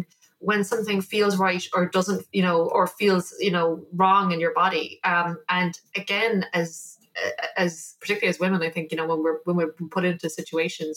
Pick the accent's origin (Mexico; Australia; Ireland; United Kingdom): Ireland; also born or lived in New York; I'm Irish. That is, and I'm from a small